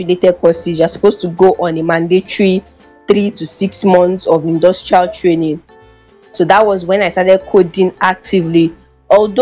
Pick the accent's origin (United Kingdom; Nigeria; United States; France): Nigeria; Delta; I'm from Delta State, Nigeria. And it's very difficult for many people to believe because I speak pretty good Yoruba